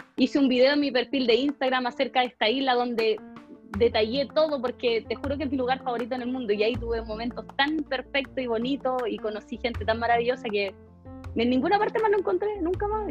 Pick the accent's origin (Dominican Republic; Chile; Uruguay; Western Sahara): Chile; moved away as an adult; also born or lived in Australia / Germany; viajé a Chile más que nada. Y llegó la pandemia y aquí me quedo